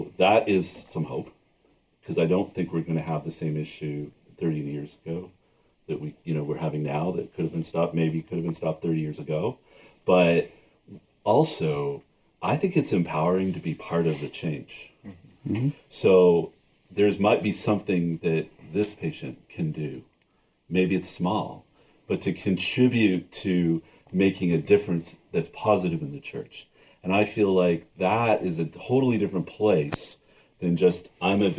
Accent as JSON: {"language": "English", "country": "Canada", "said": "I'm Canadian"}